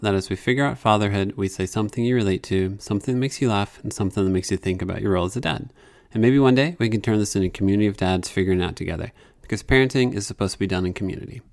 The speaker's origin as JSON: {"language": "English", "region": "Indiana", "country": "United States", "moved": "as an adult", "lives_now": "Nashville, United States", "said": "I'm originally from Indiana"}